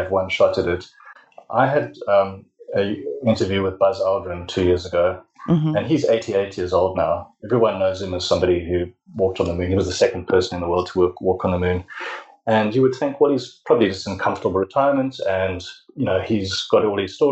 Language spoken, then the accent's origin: English; South Africa; I'm from South Africa